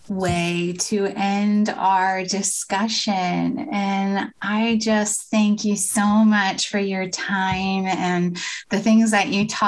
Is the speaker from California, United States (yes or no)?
no; Pennsylvania, United States; moved away; I'm originally from Pennsylvania, other side of the state